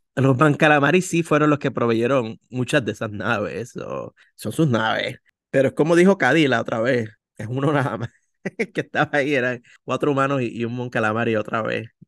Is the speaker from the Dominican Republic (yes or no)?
no; Puerto Rico; como buen puertorriqueño le decimos tío a todas las personas que están en la familia